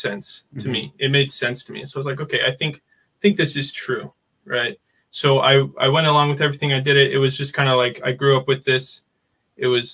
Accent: Idaho, United States; moved away as an adult; now in Mokpo, South Korea; From Idaho

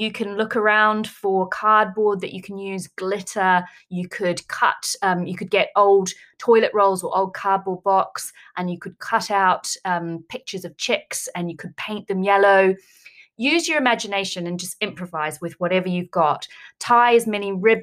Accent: New Zealand; moved away; I am originally from New Zealand.

